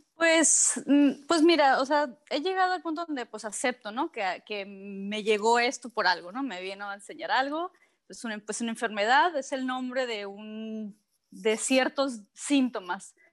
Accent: Cabo San Lucas, Baja California Sur, Mexico; nací en San, José del Cabo, ¿no? Pero siempre en Cabo San Lucas.

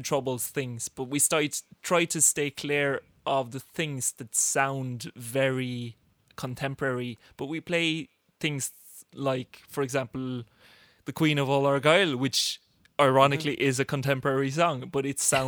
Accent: Norway; born and raised in the Norwegian lands of ice and snow by native parents

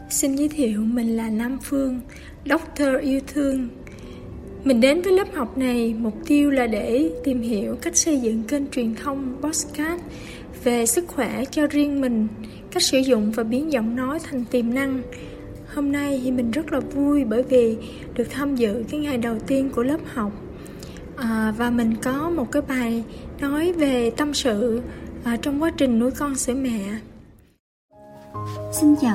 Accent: Phú Xuyên, Hanoi, Vietnam; mình đến từ Phú Xuyên.

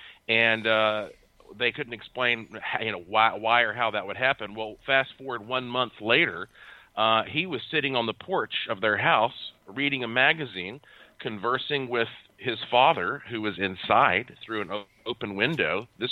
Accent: Asheville, North Carolina, United States; I was born and raised in Asheville, North Carolina

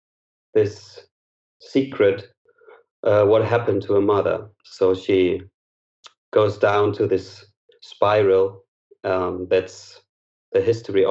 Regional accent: Berlin, Germany; I'm from Berlin, Germany

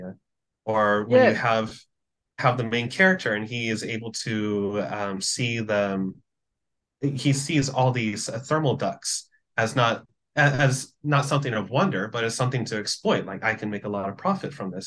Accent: Philippines; my hometown, the Philippines

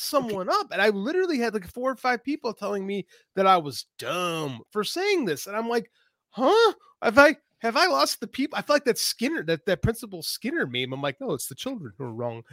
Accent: Chicago, Illinois, United States; I'm from Chicago

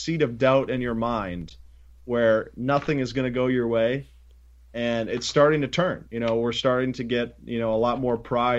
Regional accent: Chicago, Illinois, United States; Yeah, I'm from Chicago. I'm prideful to be from here.

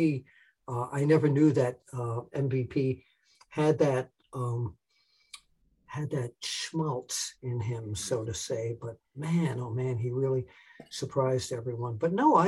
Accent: New York, United States; moved away; I'm a New Yorker originally

